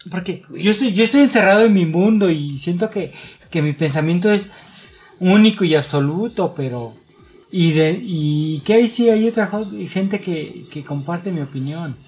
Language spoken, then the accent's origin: Spanish; Mexico; como comunidad mexicana, lo tenemos muy arraigado